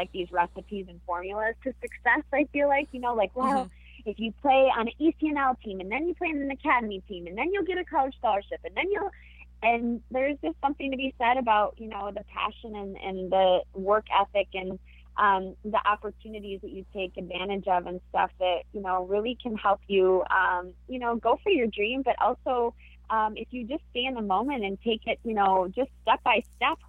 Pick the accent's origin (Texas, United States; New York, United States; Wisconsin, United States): Wisconsin, United States; born or raised there; moved away as an adult; also born or lived in California